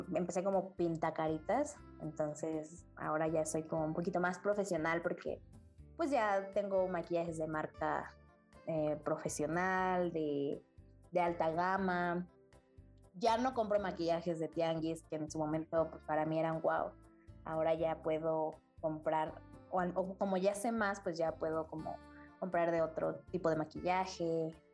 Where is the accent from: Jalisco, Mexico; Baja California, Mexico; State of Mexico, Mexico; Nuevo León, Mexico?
State of Mexico, Mexico; now in Mexico City, Mexico; yo nací en el Estado de México, actualmente vivo en la Ciudad de México